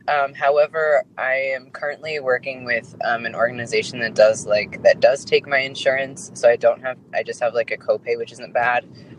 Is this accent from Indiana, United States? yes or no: yes; Indiana, United States; moved away; I'm from Indiana